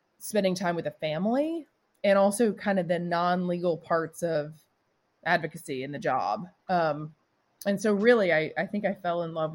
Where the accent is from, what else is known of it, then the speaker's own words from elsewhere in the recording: Johnson City, Tennessee, United States; moved away as an adult; also born or lived in Los Angeles; I grew up in East Tennessee, a town called Johnson City, which is one of the Tri-Cities